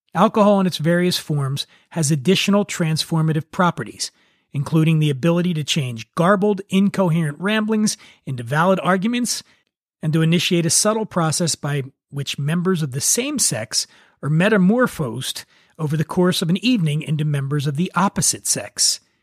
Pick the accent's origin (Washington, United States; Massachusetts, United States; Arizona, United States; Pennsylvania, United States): Pennsylvania, United States; Philadelphia; my hometown